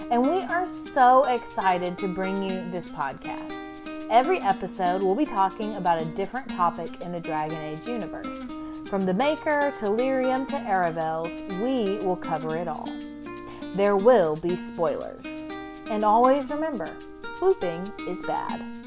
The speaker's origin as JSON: {"language": "English", "country": "United States", "said": "we've been doing that as Americans"}